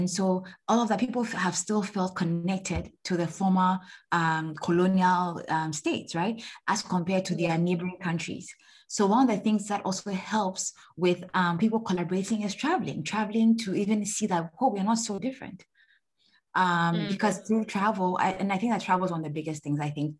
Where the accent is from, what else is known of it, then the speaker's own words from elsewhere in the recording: Ghana; Maybe I want to start a company in Rwanda, for example, but I'm Ghanaian, right?